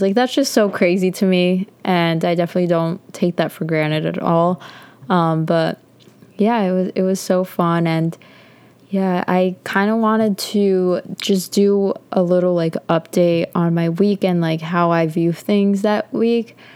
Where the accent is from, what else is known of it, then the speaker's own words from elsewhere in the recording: Connecticut, United States; moved away as an adult; I'm from Connecticut